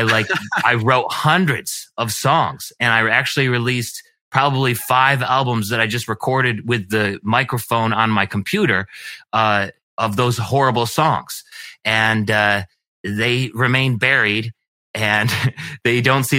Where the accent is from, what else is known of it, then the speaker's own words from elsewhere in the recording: Geneseo, New York, United States; I was raised in Geneseo, New York, which is a little bit south of Rochester, New York